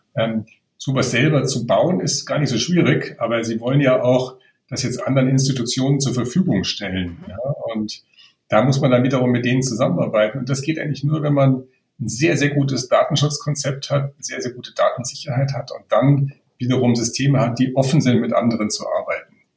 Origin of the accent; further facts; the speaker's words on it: Germany; als Deutscher